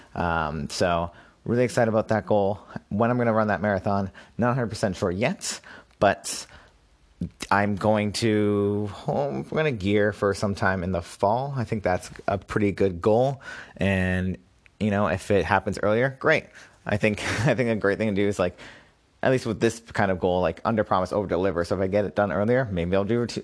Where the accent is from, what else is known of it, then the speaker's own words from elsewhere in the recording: Massachusetts, United States; moved away as an adult; also born or lived in Brooklyn, New York; I moved back to my home state of Massachusetts.